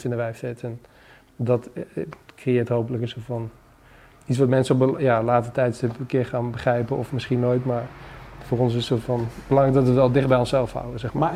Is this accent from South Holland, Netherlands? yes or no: no; Achterhoek, Gelderland, Netherlands; moved away; naar de achterhoek waar ik vandaan kom